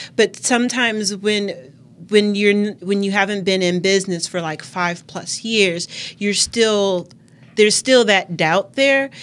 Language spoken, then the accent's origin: English; Milwaukee, Wisconsin, United States; I'm born and raised in Milwaukee, grew up around Washington Park area